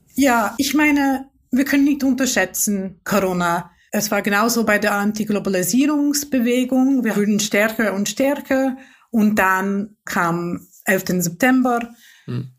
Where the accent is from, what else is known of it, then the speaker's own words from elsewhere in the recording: Mumbai, Maharashtra, India; German is a second language; moved away; Ich komme aus einer wohlhabenden Familie aus der Großstadt Mumbai